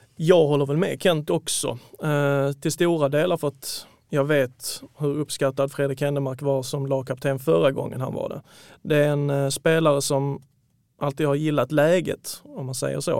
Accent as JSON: {"language": "Swedish", "town": "Malmö", "region": "Skåne", "country": "Sweden", "tie": "born or raised there", "lives_now": "Lund, Sweden", "said": "32-åring, född och uppvuxen i Malmö, numera utflugen till Lund"}